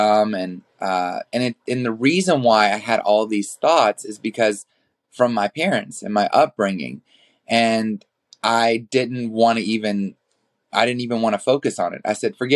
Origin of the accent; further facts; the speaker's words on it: New Orleans, Louisiana, United States; moved away as an adult; now in Los Angeles, United States; I was born in New Orleans, Louisiana, and then I moved to Los Angeles